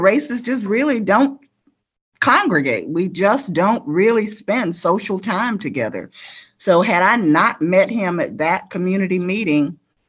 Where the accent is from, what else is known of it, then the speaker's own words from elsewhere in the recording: Georgia, United States; moved away as an adult; I just moved back to my hometown. I'd only been in town maybe for 5 days.